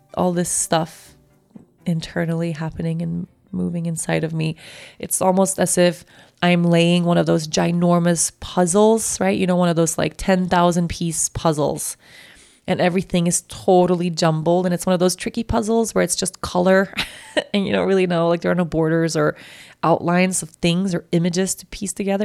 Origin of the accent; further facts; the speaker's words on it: Sweden; accent: Swedish; my Swedish accent came out